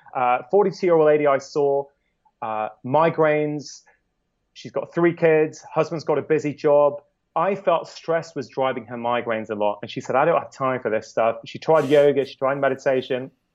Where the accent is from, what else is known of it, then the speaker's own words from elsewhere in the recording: United Kingdom; As a Brit